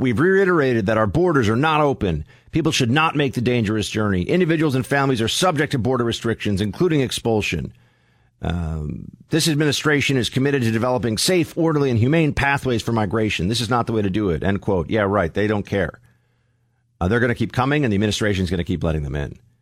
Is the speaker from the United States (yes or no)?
yes; New York City, New York, United States; moved away as an adult; now in Alabama, United States; I'm from New York City